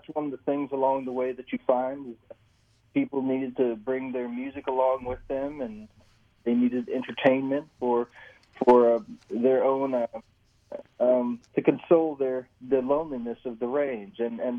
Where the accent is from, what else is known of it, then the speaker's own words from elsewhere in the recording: Phoenix, Arizona, United States; I'm from Phoenix, Arizona, so I was born in the Southwest.